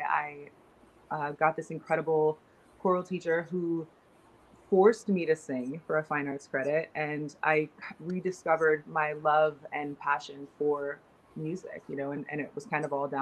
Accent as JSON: {"language": "English", "town": "Seattle", "region": "Washington", "country": "United States", "tie": "born or raised there", "moved": "yes", "lives_now": "Boston, United States", "said": "I grew up in Seattle"}